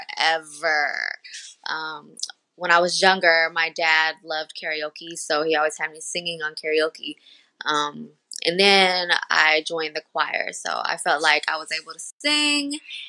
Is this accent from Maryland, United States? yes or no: no; Denver, Colorado, United States; Yeah, I'm from Denver.